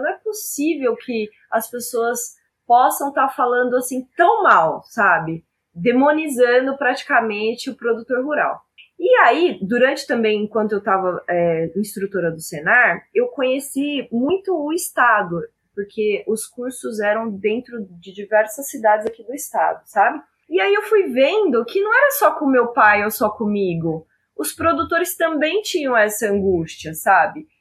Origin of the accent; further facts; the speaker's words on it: Araçatuba, São Paulo, Brazil; now in Campo Grande, Brazil; eu sou do interior de São Paulo, né? Sou nascida em Araçatuba, apesar de hoje eu morar em Campo Grande